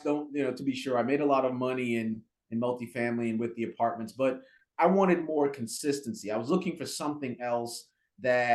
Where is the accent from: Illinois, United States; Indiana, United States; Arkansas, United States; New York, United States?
New York, United States; New York City; moved away as an adult; also born or lived in Jamaica / Maryland / Durham, North Carolina; Grew up in Brooklyn, actually. Moved to Brooklyn when I was, I think, about 5 or 6 years old